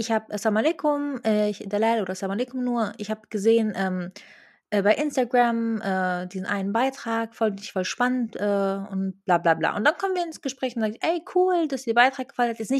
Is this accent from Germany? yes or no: yes; Berlin, Germany; Ähm, ich glaube, Berlin, also ich komme aus Berlin und ich glaube, Berlin ist